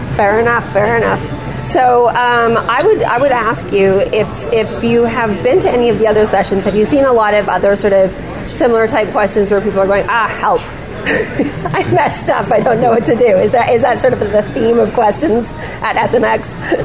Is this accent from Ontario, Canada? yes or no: no; near Edmonton, Alberta, Canada; now in Victoria, Canada; I grew up just near Edmonton when I was a kid, and I live in Victoria now